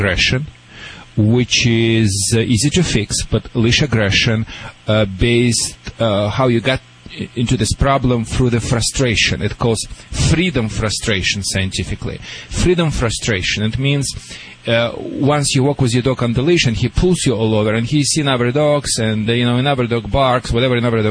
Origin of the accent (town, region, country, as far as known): Russia; English is a second language; moved away